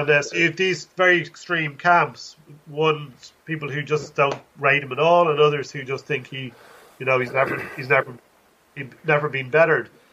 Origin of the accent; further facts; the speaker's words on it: Dublin, Leinster, Ireland; now in Limerick, Ireland; I grew up in Dublin